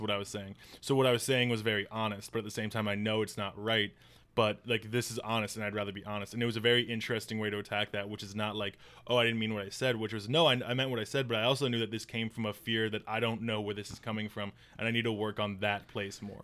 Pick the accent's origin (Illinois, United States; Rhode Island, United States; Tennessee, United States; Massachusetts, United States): Illinois, United States; moved away; I'm from Illinois